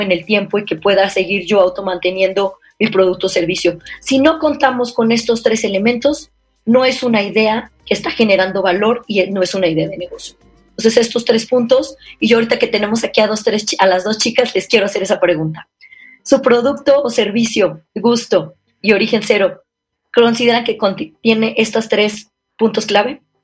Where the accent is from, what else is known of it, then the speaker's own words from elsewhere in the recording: San Luis Potosí, Mexico; moved away; also born or lived in Paris / Brussels / Hong Kong / Guadalajara; Soy una potosina, soy, originaria de aquí de San Luis Potosí